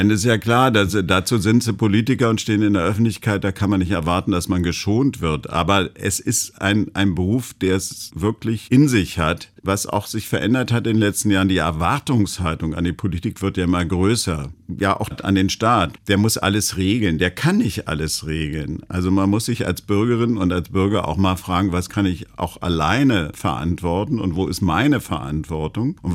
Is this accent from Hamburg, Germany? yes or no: no; Berlin, Germany; Na, ja, ich bin Berliner. Also ich kann mir gar nicht vorstellen, woanders zu leben.